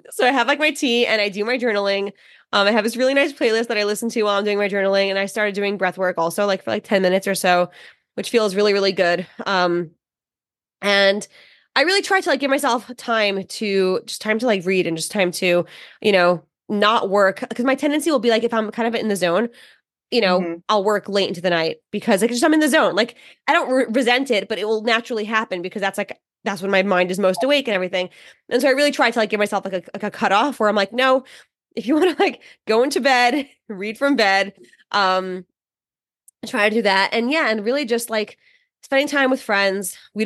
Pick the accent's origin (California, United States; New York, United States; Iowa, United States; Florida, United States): New York, United States; I speak very fast. I'm from New York